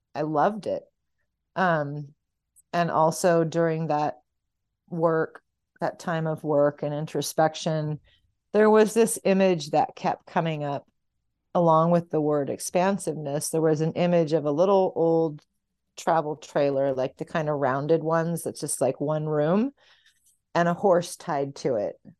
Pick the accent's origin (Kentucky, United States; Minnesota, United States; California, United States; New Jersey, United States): California, United States; San Diego; moved away as an adult; also born or lived in Bay Area, California; now in Hondo, United States; I was born and raised in San Diego